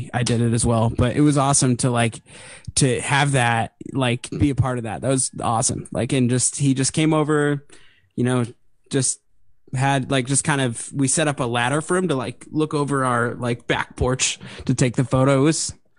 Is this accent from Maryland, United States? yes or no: no; Apalachin, New York, United States; I'm from Apalachin, New York, which is just outside of Binghamton